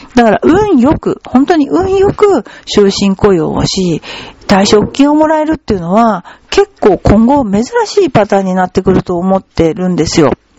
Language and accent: Japanese; Kawasaki, Kanagawa, Japan; 私川崎に育ったんだけど、でもあのー、もともとは福島県の二本松で、仏壇掘ってる家なのね